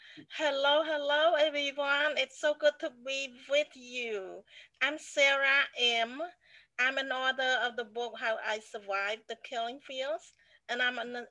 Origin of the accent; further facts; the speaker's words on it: Cambodia; moved away; I grew up in Cambodia